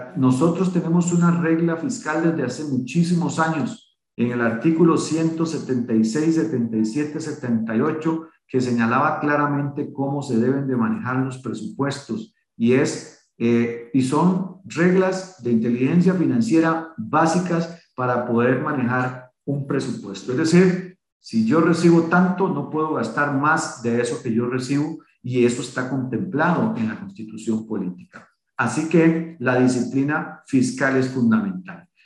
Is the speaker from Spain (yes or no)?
no; Costa Rica; así como muchos costarricenses en este país